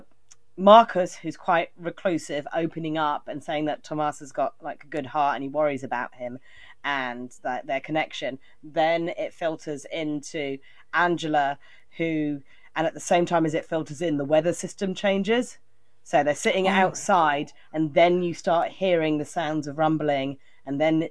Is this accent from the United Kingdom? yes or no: yes; West Country, South West England, United Kingdom; I'm from England